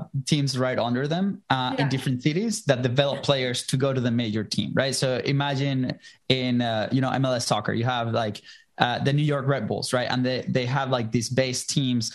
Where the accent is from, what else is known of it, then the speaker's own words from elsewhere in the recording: Venezuela; English is a second language; moved away as an adult; now in United States; I'm originally from Venezuela. I moved here to the States in 2010 for college.